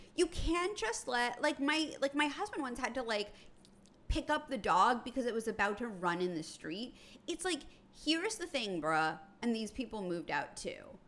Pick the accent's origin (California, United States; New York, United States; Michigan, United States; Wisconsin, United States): New York, United States; New York City; I'm from New York City. I grew up in an apartment building